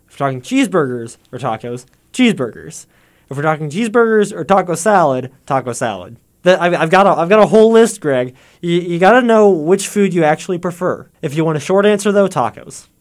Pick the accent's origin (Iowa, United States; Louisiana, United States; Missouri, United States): Missouri, United States; Warrensburg; I'm from Warrensburg, too, so I've been here doing stuff on campus for a long, long time